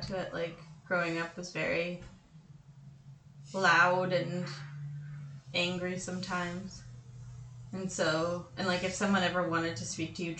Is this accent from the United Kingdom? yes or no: no; North Vancouver, British Columbia, Canada; growing up in North